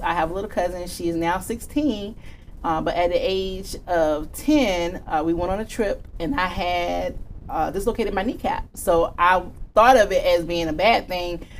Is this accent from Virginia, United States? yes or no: yes; Virginia Beach, Virginia, United States; I am from Virginia Beach, Virginia